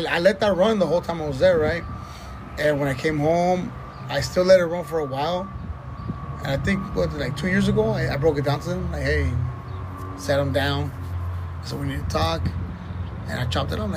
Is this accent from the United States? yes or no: yes; Los Angeles, California, United States; I was saying, Wilmington